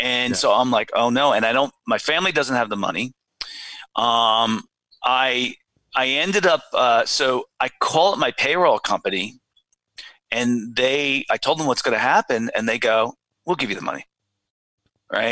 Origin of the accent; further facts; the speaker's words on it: Watchung Hills, New Jersey, United States; I went to Watchung Hills Regional High School in yeah. New Jersey